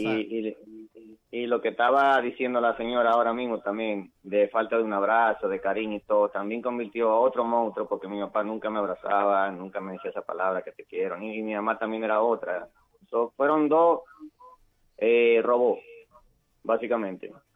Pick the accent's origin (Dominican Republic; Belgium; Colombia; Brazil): Dominican Republic; also born or lived in United States; now in Reading, United States; yo nací aquí en Estados Unidos. Eh, vengo de padre chileno y me crié en la República Dominicana